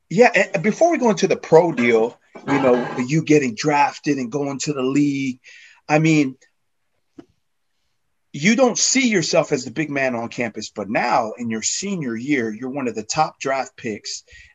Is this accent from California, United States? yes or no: yes; Pomona, California, United States; I'm from Pomona.